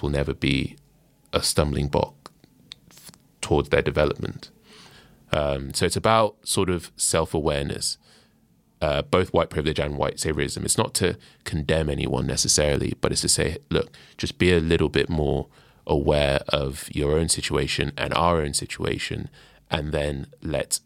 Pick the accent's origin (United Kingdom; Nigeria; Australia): Nigeria; I'm Nigerian, and Nigeria is, as a country, is 60 years old. Like my parents are older than Nigeria